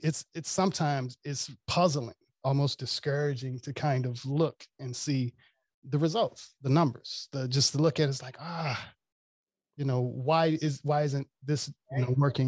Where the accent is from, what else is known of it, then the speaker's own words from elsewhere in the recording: Mississippi, United States; also born or lived in Washington, DC / Maryland / Virginia; now in Los Angeles, United States; I'm originally from Mississippi, but I live in downtown LA.